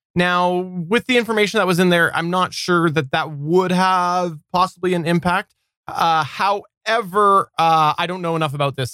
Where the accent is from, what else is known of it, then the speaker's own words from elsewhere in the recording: Canada; also born or lived in British Columbia; I am Canadian. I am Canadian